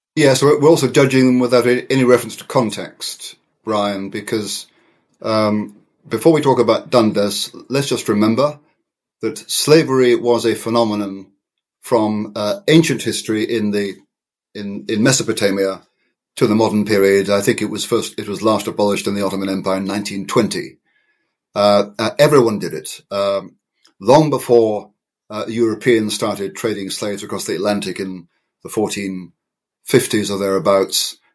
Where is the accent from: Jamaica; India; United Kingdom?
United Kingdom; in my country